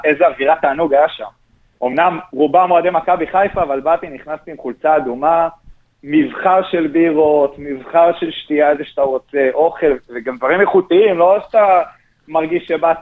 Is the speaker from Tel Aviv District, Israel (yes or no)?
yes; Gush Dan, Tel Aviv District, Israel; also born or lived in Rosh HaAyin; אני כילד אה, שגר במרכז, בגוש דן